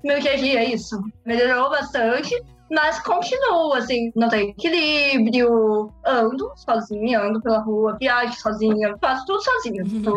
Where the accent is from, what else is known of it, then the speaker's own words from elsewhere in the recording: Londrina, Paraná, Brazil; moved away as an adult; now in Rome, Italy; eu sou natural de Londrina, no Paraná, e hoje eu moro em Roma, na Itália